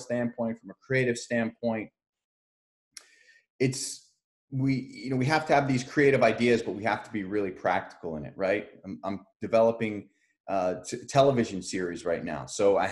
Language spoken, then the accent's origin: English; Edison, New Jersey, United States; I'm from Edison, New Jersey